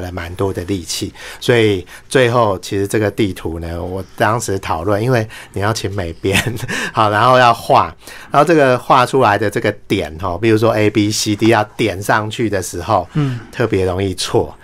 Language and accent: Chinese; Taiwan; 我们台湾人